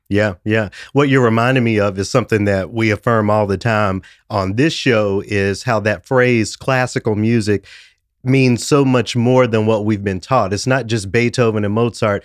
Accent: Memphis, Tennessee, United States; growing up in Memphis, a home of the blues

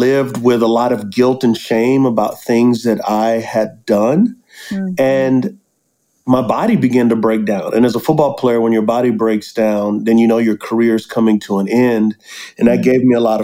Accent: San Antonio, Texas, United States; I grew up in San Antonio, Texas

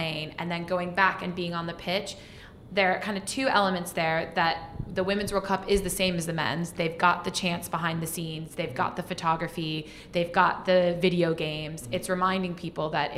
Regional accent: United States; being an American

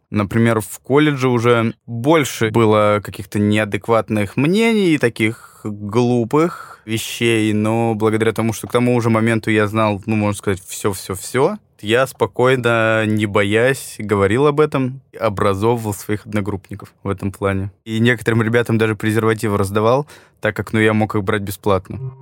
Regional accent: Yekaterinburg, Sverdlovsk Oblast, Russia; now in Moscow, Russia; я родился в Екатеринбурге

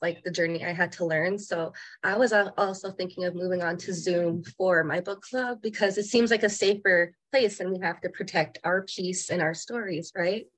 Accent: Winnipeg, Manitoba, Canada; also born or lived in Norway House, Manitoba; now in Okanagan, Canada; I come from Norway House. I grew up a lot of my time in Winnipeg, Manitoba, but now I live in the Okanagan

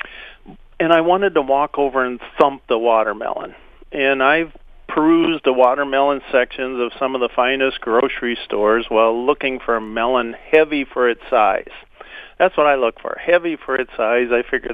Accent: Minnesota, United States

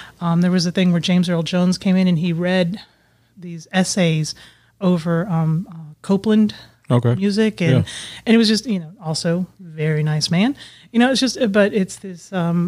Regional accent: Bahrain; born there; And I was born in the Middle East in this little tiny island country it's called Bahrain

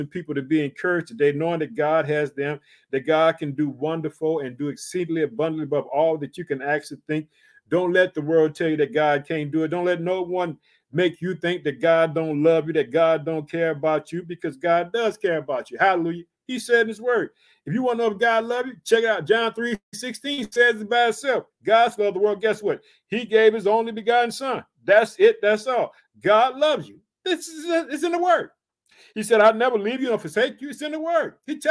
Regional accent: Illinois, United States; also born or lived in Chicago; I reside in the state of Illinois, which is my home state, but I live in the city of Chicago

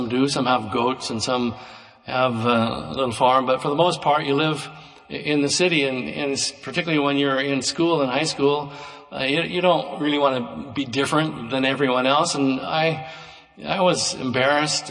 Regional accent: Roseburg, Oregon, United States; I grew up in Roseburg, outside of Roseburg, in the country.

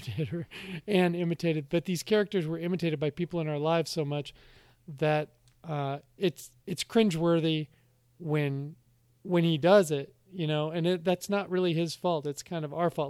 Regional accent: United States; being an American

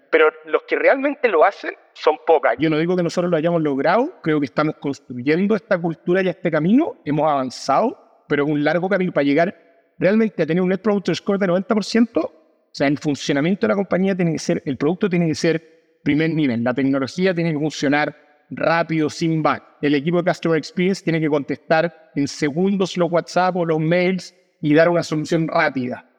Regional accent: Chile; como decimos en Chile

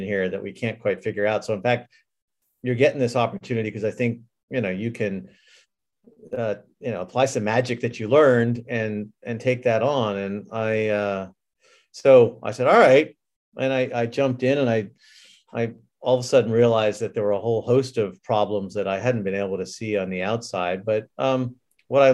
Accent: New England, United States; moved away as an adult; also born or lived in Scotland / California / Japan; I grew up in New England

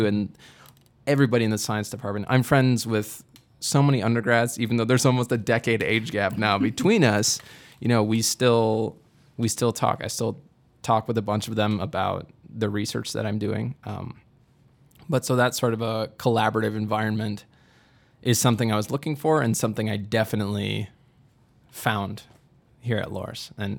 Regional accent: Midwest, United States; even though I'm from the Midwest, and obviously we are in the Midwest right now

